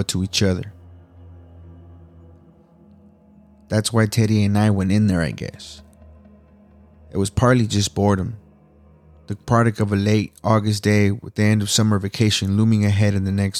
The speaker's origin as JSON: {"language": "English", "region": "California", "country": "United States", "said": "I'm from California, so I know in California we are burning right now"}